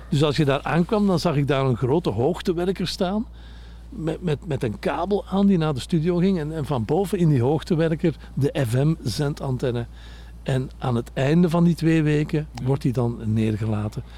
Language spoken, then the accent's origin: Dutch; Antwerp, Flanders, Belgium; ik kom zelf van Antwerpen.